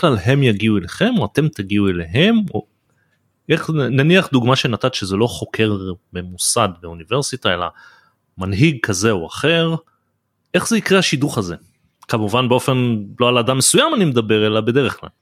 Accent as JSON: {"language": "Hebrew", "country": "Israel", "tie": "born or raised there", "also_born_or_lived": "United States", "said": "אני חייתי תקופה בארצות הברית ששם אה, וגדלתי בישראל"}